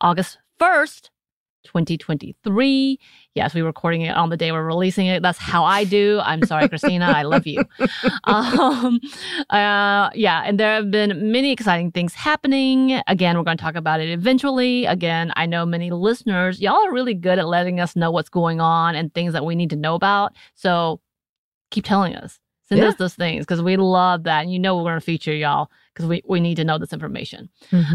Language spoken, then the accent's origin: English; United States; I'm still American